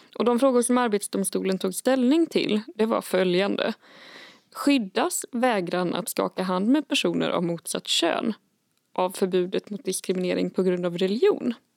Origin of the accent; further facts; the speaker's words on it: Värmland, Sweden; jag är uppvuxen i Värmland